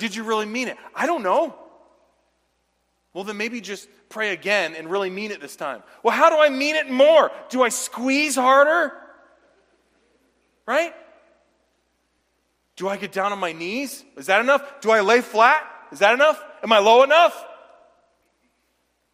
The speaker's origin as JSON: {"language": "English", "region": "the South", "country": "United States", "tie": "born or raised there", "said": "where I was raised down south"}